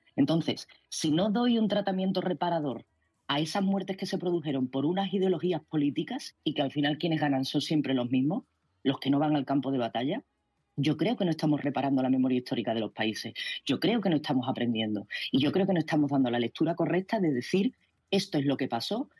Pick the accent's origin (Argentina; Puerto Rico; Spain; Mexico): Spain; como española